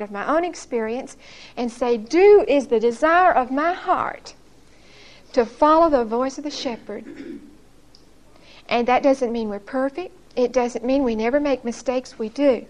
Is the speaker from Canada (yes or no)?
no; Brookhaven, United States; born or raised there; moved away as an adult; now in Huntsville, United States